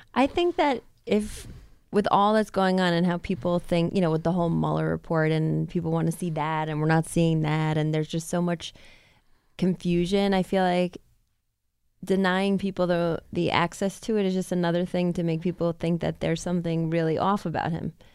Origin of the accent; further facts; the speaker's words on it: United States; as an American